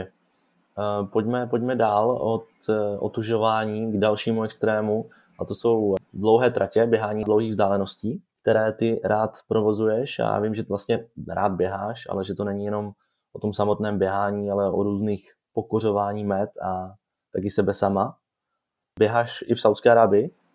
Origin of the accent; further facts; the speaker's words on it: Czechia; jako Češi